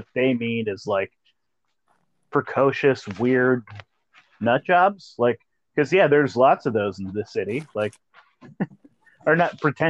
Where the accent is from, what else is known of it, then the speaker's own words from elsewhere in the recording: Eureka, California, United States; I grew up in Eureka, California